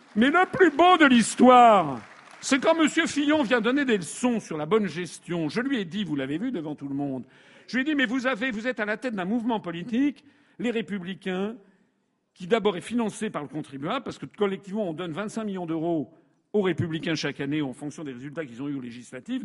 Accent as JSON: {"language": "French", "country": "France", "said": "je suis français, je suis marié, j'ai des enfants"}